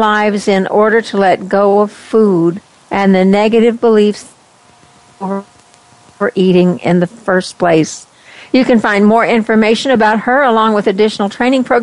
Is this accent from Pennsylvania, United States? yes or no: no; West Texas, United States; accent: twang; moved away; I came from West Texas, and when I heard myself, I thought, oh my gosh, I've got the twang